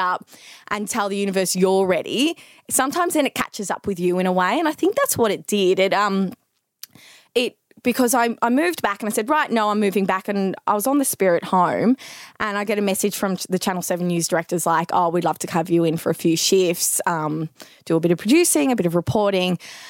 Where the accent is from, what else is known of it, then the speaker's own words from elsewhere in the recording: Melbourne, Victoria, Australia; I'm from Melbourne, born and bred. Yeah, went to school here and everything.